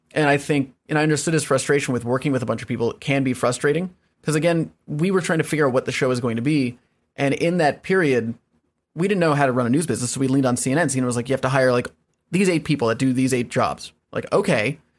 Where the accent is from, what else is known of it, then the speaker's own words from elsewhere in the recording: Evergreen, Colorado, United States; moved away as an adult; also born or lived in Washington D.C. / Virginia / Los Angeles; now in New York, United States; moved to Colorado and grew up in Colorado from like eight to eighteen